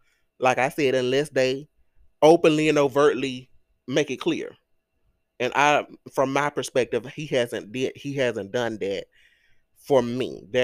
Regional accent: Greenwood, Mississippi, United States; I grew up, I was born and raised in Greenwood, LaFleur County.

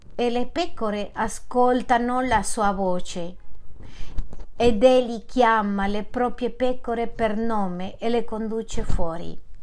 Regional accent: Manizales, Caldas, Colombia; moved away as an adult; also born or lived in London

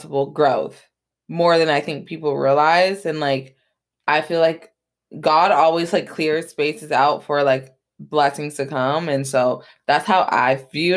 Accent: Atlanta, Georgia, United States; I grew up in Atlanta, Georgia

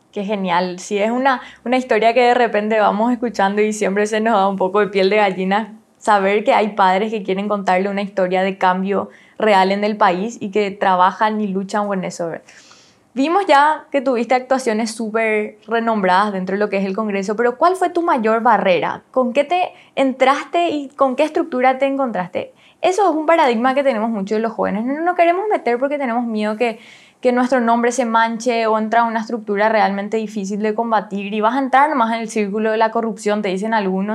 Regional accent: Paraguay; Nosotros, como paraguayos

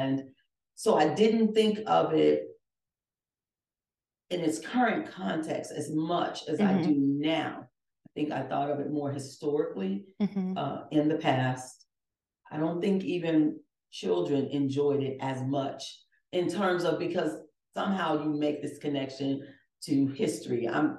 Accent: Chicago, Illinois, United States; born and raised in Chicago

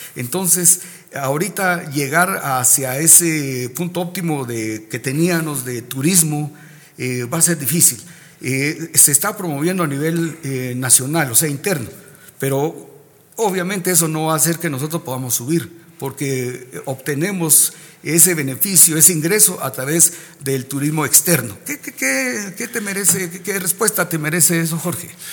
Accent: Guatemala; nosotros como guatemaltecos

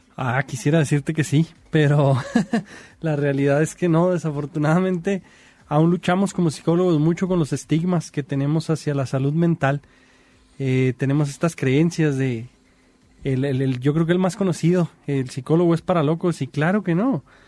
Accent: Mexico; como mexicanos

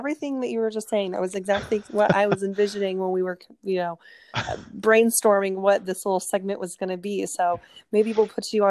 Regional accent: Phoenix, Arizona, United States; born there; I'm not from Arizona. Well, I guess technically I am. I was born in Phoenix, but I moved all over and I didn't move back until after college.

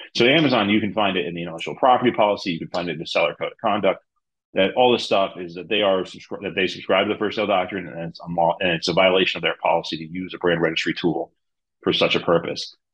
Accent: New Jersey, United States; I am from New Jersey

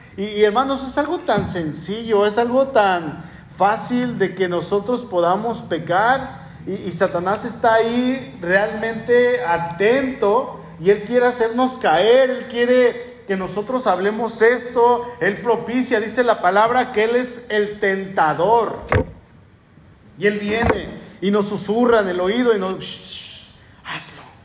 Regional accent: Mexico

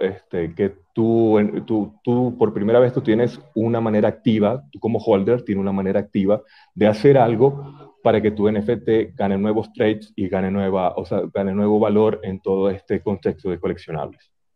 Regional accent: Venezuela; moved away as an adult; now in Ecuador; tenemos cinco años en Ecuador, nosotros emigramos, ambos somos venezolanos

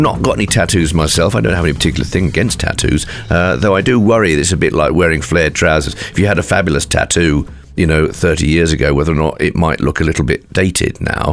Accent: Midlands, United Kingdom; moved away; also born or lived in North East England; I grew up in the Midlands

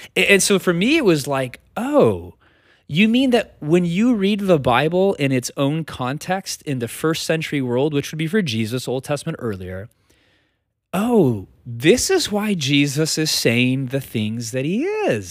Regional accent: United States; we as American Christians in two thousand twenty-three

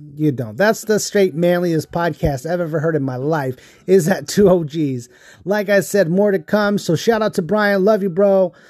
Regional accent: Fontana, California, United States; I grew up in Fontana

